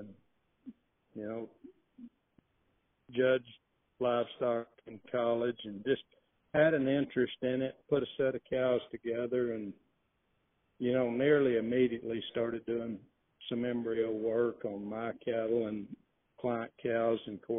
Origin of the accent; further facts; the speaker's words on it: Texas Panhandle, United States; also born or lived in Hereford, Texas; I grew up here in the Texas Panhandle